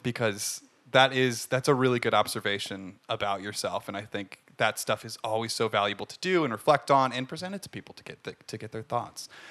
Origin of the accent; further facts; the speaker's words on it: Ohio, United States; moved away; I'm from Ohio